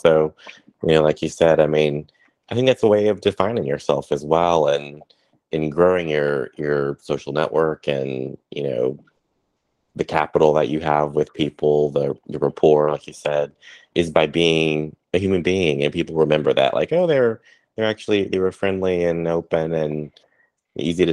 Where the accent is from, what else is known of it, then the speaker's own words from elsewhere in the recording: the South, United States; moved away; also born or lived in Washington, D.C.; growing up in the South